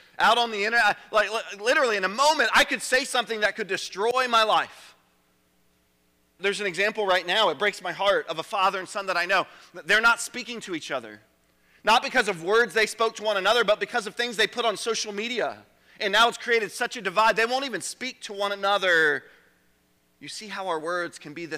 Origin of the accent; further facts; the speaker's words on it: Richmond, Virginia, United States; I grew up in Richmond, Chesterfield County